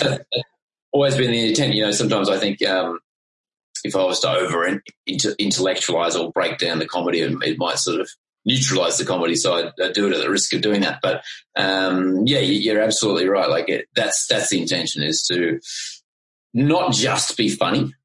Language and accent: English; Queensland, Australia; I grew up in Queensland